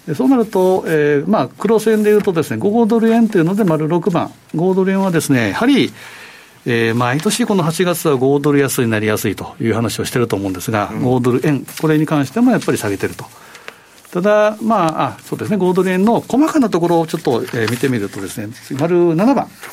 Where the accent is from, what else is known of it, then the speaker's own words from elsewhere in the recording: Osaka, Japan; 私も生まれ育ち大阪なんですけ